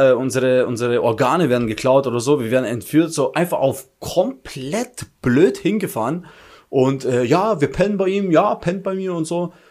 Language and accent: German; Albania; wir sind auch Albaner, komm schon.